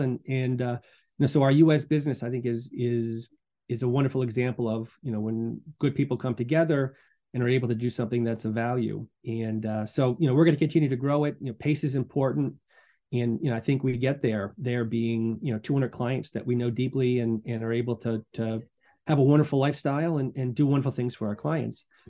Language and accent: English; Medfield, Massachusetts, United States; moved away as an adult; also born or lived in Boston / Durham, North Carolina / Latvia; I'm from Boston originally, born, raised in Medfield